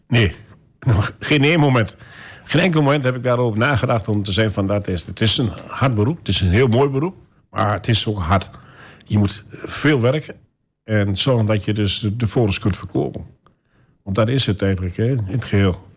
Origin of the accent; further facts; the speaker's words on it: Almelo, Overijssel, Netherlands; Geboren in Almelo